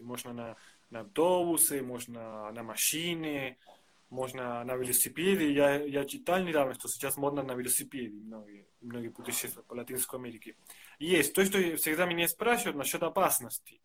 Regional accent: Argentina; Russian is a second language; now in Russia; Я из Аргентины.

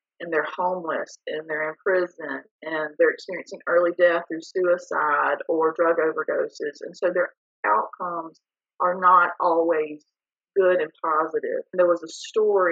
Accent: Bruce, Mississippi, United States; moved away as an adult; now in Jackson, United States; I am from the Jackson area, originally from North Mississippi

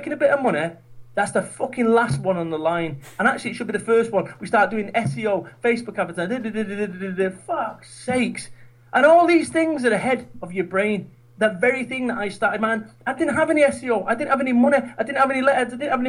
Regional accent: Manchester, North West England, United Kingdom; moved away as an adult; now in Somerset, United Kingdom; I'm from Manchester. I live in Somerset now.

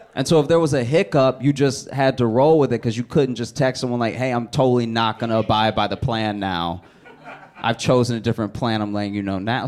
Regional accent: Louisiana, United States; I grew up in Louisiana

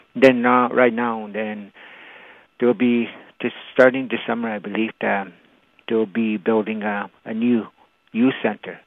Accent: Attawapiskat, Ontario, Canada; first language Cree; English is a second language

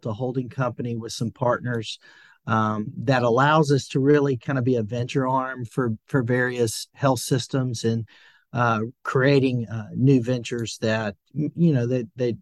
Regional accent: Franklin, Tennessee, United States; now in Nashville, United States; I'm from a town just south of Nashville, Franklin, Tennessee

